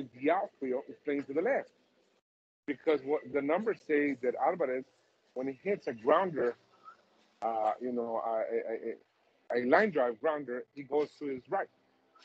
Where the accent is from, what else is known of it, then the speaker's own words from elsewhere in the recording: Tucson, Arizona, United States; from my hometown, from Tucson, Arizona